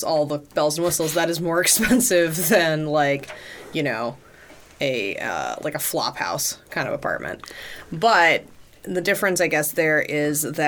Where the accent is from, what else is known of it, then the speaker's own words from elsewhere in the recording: United States; as an American